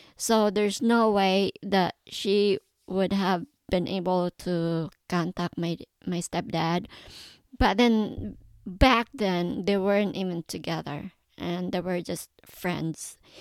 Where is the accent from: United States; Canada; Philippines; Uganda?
Philippines; also born or lived in Davao; I was born and raised in the Philippines. I was born in a, in a big city of Davao, but my mom moved to the mountains